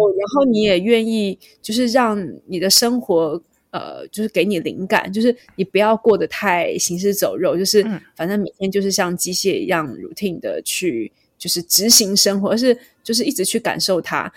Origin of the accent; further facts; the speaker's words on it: Taipei, Taiwan; 我小时候住在台北的民生社区